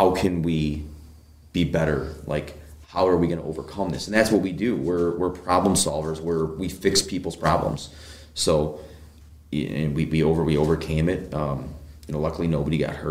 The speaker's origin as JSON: {"language": "English", "town": "Brunswick", "region": "Ohio", "country": "United States", "tie": "born or raised there", "said": "I'm a hometown Brunswick kid. I born and raised"}